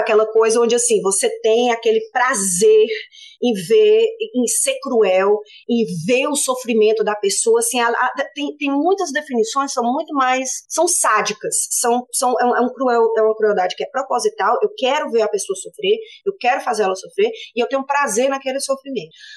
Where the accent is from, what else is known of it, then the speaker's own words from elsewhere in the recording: Fortaleza, Ceará, Brazil; moved away as an adult; now in Sydney, Australia; eu sou de Fortaleza. É, nascida, criada, família toda lá em, Fortaleza